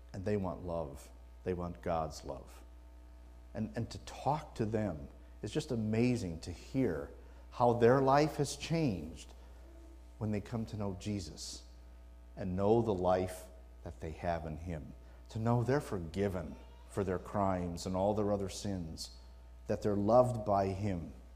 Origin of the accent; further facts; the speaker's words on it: Wisconsin, United States; now in California, United States; I was born in the Midwest, born and raised in, in Wisconsin.